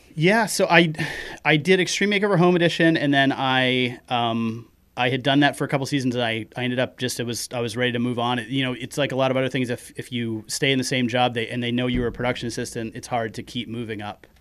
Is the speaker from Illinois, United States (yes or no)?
no; Kenduskeag, Maine, United States; accent: Maine; also born or lived in Bangor; I grew up in Kanduskeg, which is, you know, fifteen minutes inland